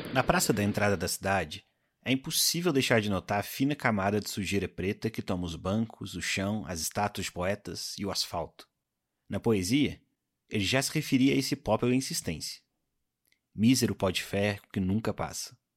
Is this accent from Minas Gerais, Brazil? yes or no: yes; Minas Gerais, Brazil; como mineiro